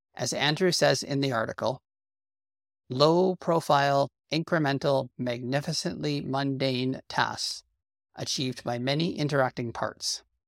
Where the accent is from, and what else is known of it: Canada